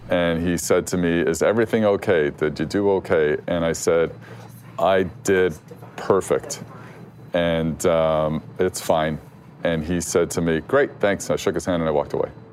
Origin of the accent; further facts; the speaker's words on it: Canada; as a Canadian